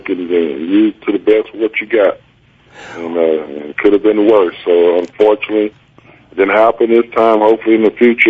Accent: the South, United States; moved away; also born or lived in Long Beach, California; Even though I grew up in the South, I'm a West Coast man

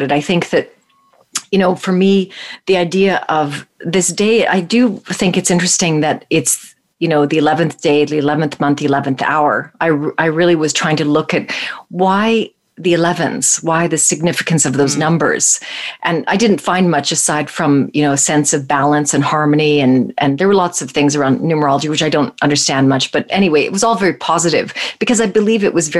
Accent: Calgary, Alberta, Canada; I grew up in Calgary

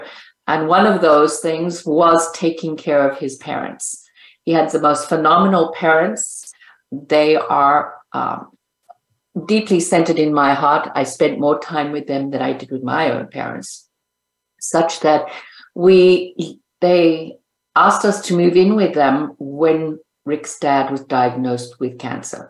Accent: Zimbabwe; also born or lived in California; now in Las Vegas, United States; I'm originally from Zimbabwe. So I say to people now that I live here in the United States

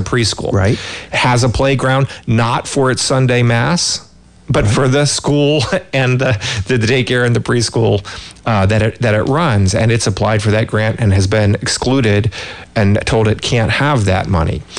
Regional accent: California, United States; as a Californian

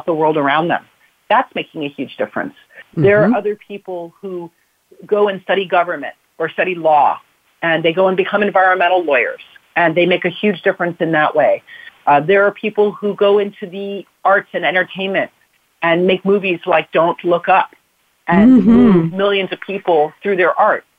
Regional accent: South Florida, United States; now in California, United States; I grew up in South Florida

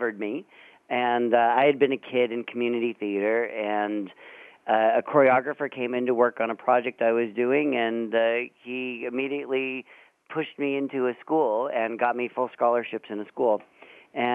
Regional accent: San Francisco Bay Area, California, United States; I grew up in the Bay Area up north

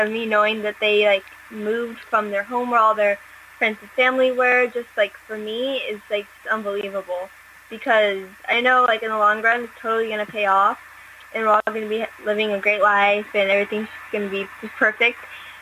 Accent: Jacksonville, Florida, United States; now in Pasadena, United States; I was actually born in Jacksonville, Florida

